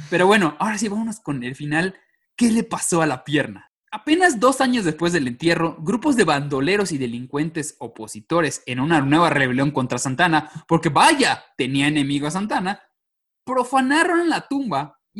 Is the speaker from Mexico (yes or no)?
yes; Mexico; yo soy de provincia.